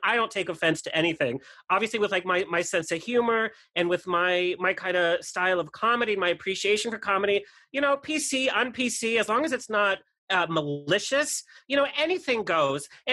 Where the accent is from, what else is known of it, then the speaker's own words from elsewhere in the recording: Southern California, United States; I was raised in Southern California